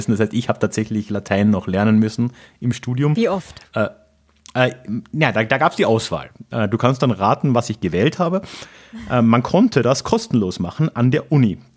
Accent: Carinthia, Austria; das war halt so ein mittelalterliches Ding über eine Herzogseinsetzung in meiner Heimatregion in äh, Kärnten.

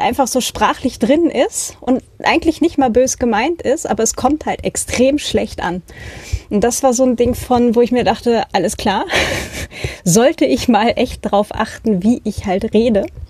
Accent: Northern Germany, Germany; now in Austria; ich bin ja auch halt in Norddeutschland aufgewachsen

